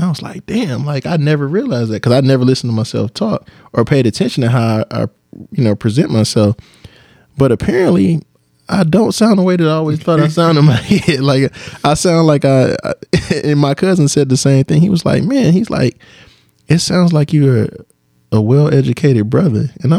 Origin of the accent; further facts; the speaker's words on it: Detroit, Michigan, United States; I'm from the east side. I'm from Harper Van Dyke